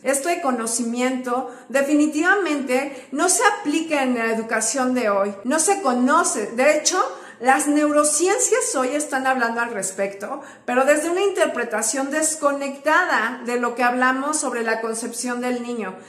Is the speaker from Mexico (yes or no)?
yes; Mexico; en mi país, en México